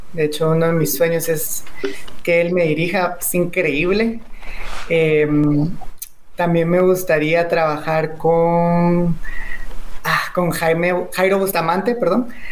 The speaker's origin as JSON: {"language": "Spanish", "country": "Guatemala", "said": "yo amo demasiado mi país"}